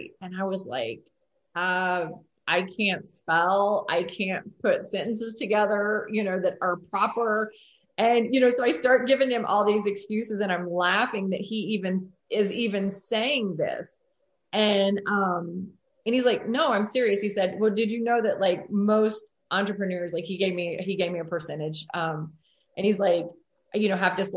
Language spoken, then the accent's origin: English; Mitchell, Indiana, United States; We're both from Mitchell, Indiana